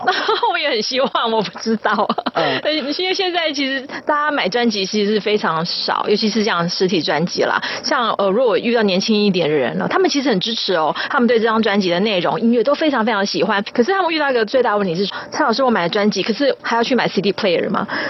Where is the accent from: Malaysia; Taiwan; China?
Taiwan; 身为一个台湾人